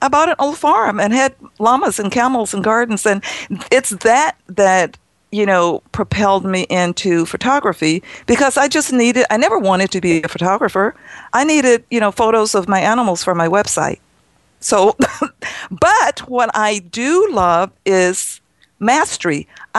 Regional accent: New York, United States; Me, I came from New York and I have a 100-year-old barn.

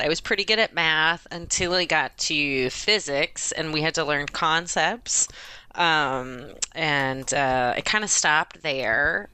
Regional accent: Cleveland, Ohio, United States; also born or lived in Akron; I'm from the Cleveland area

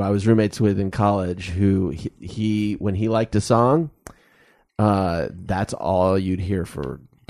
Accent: Tucson, Arizona, United States; I grew up in Tucson

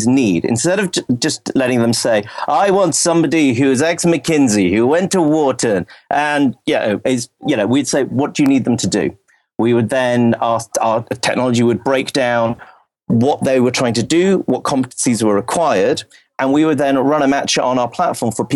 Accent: United Kingdom; I'm British

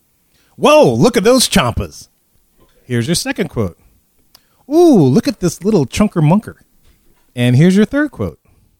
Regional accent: Louisiana, United States; we're from Louisiana. We use French things.

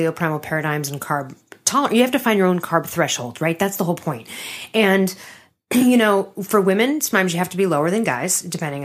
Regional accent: Chicago, Illinois, United States; growing up in Chicago

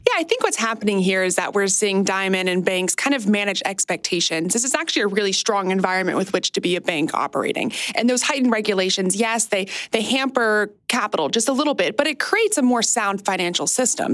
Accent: United States; across my 30 years of being an American

